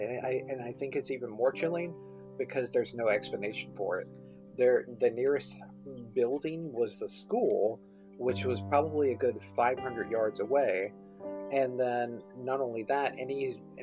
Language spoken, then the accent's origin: English; Mathews County, Virginia, United States; my hometown of Matthews County